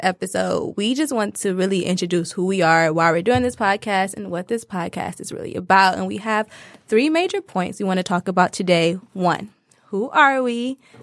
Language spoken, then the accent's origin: English; Detroit, Michigan, United States; I'm from Detroit, Michigan